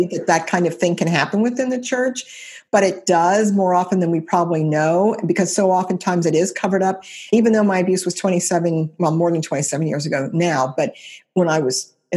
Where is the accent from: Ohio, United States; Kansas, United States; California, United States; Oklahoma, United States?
Ohio, United States; Cincinnati; It's a church in Cincinnati, Ohio. I was 16 at the time.